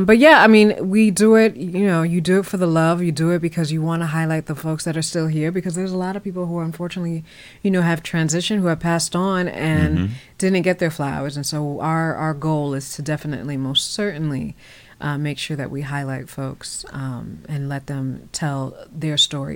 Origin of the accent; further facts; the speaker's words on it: Virginia, United States; also born or lived in New York; I grew up in Northern Virginia. I was born in New York, but I grew up in Northern Virginia.